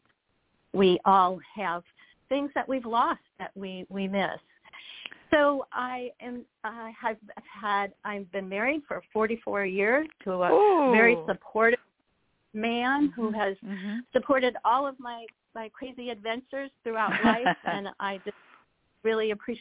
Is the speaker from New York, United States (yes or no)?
yes; Buffalo, New York, United States; when I was 6 years old, here I am, an only child, grew up in Buffalo.